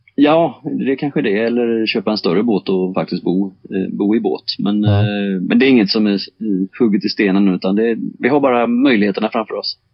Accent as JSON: {"language": "Swedish", "area": "Bohuslän coast", "region": "Västra Götaland", "country": "Sweden", "tie": "born or raised there", "said": "växte jag upp jag på, på Bohuskusten i, i naturhamnar"}